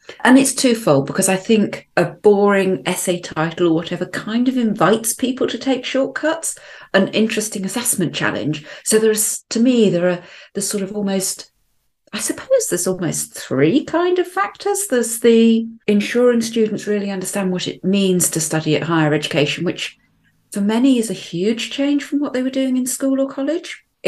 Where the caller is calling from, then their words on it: Arbroath, Scotland, United Kingdom; I'm joining us from Arbroath. That's on the east coast of Scotland, famous for its smokies, although being vegetarian, I've never actually tried one.